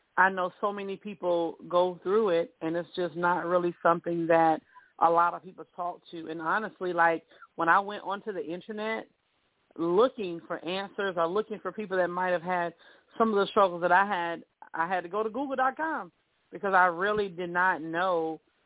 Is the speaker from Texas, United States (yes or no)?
no; South Carolina, United States; moved away; I'm originally from South Carolina